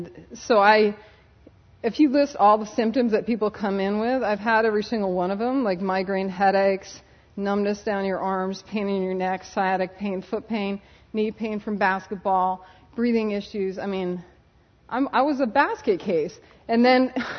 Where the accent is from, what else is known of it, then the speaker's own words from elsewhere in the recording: Connecticut, United States; moved away as an adult; now in California, United States; I'm from Connecticut. I did my undergrad at UConn